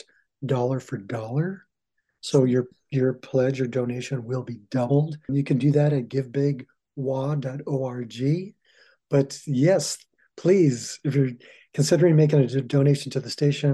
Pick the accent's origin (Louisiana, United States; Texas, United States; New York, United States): Louisiana, United States; New Orleans; also born or lived in Tucson, Arizona; now in Seattle, United States; I'm originally from New Orleans and I lived in the French Quarter. So I grew up with the music.